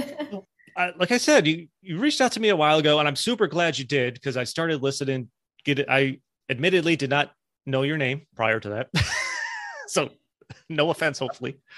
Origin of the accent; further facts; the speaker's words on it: Albany, New York, United States; moved away as an adult; also born or lived in Spartanburg, South Carolina; I'm from the Albany, Schenectady area